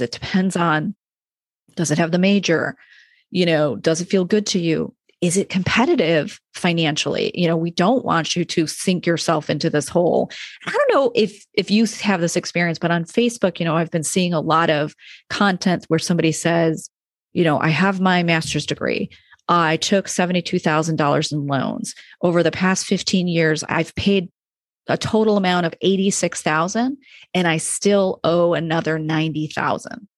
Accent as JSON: {"language": "English", "town": "Rochester", "region": "New York", "country": "United States", "moved": "yes", "said": "I'm from New York State and I went to a state school"}